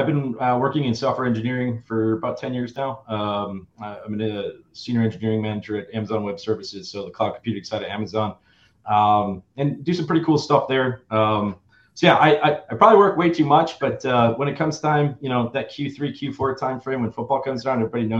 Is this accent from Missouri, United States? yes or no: no; Germantown, Wisconsin, United States; moved away; also born or lived in Madison, Wisconsin; I was born and raised in originally from Germantown, right outside of Milwaukee